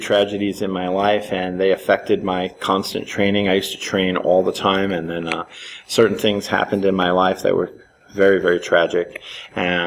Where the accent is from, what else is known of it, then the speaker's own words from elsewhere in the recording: New York City, New York, United States; I grew up in Manhattan, in Spanish Harlem